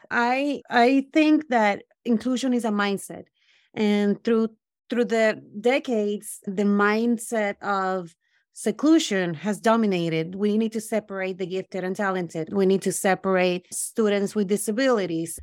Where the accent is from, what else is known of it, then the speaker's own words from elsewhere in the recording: Puerto Rico; also born or lived in Brooklyn; now in United States; I grew up in Puerto Rico